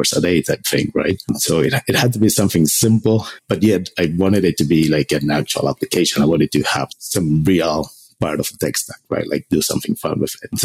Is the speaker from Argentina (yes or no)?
yes; Argentina; moved away as an adult; I'm from Argentina originally. I did computer engineering there